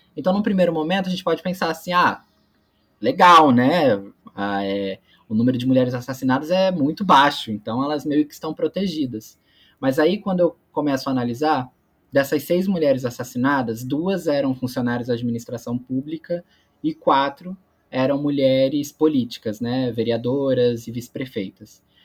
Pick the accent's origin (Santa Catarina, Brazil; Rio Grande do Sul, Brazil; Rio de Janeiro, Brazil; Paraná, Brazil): Rio de Janeiro, Brazil; Magé; also born or lived in São Paulo; eu nasci em São Paulo, mas com quatro anos eu me mudei para Magé, que é a cidade dos meus pais